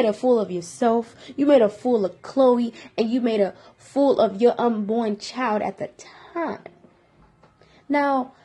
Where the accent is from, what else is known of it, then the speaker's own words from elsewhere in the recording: Detroit, Michigan, United States; I'm from Detroit